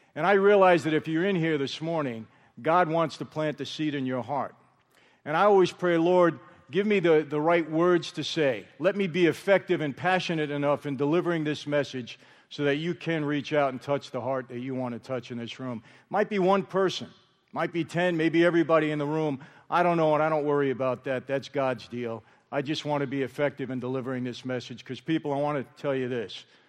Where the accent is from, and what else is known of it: New York, United States; born or raised there; now in Marina del Rey, United States